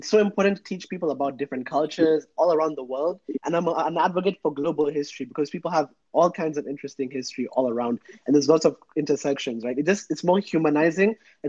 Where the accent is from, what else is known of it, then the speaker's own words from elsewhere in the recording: Kenya; now in United Kingdom; when I say I'm from Kenya, right?